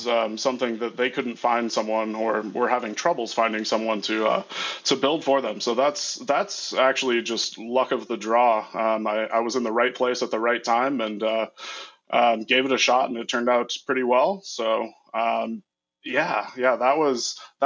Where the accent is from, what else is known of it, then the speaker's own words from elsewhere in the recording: Midwest, United States; I am from the Midwest